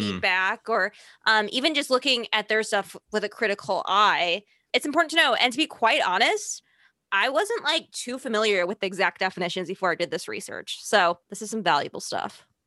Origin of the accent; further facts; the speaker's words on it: Chicago, Illinois, United States; accent: Chicago; now in New York, United States; I still have my Chicago accent